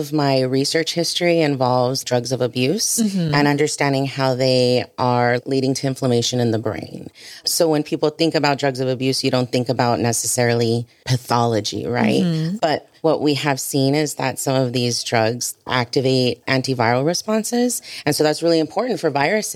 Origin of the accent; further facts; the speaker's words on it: Harlingen, Texas, United States; moved away as an adult; also born or lived in Brownsville, Texas; I grew up in Harlingen